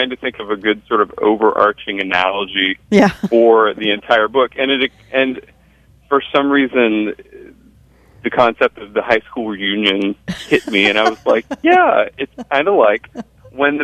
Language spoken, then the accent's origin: English; the South, United States; now in Boston, United States; I grew up in the South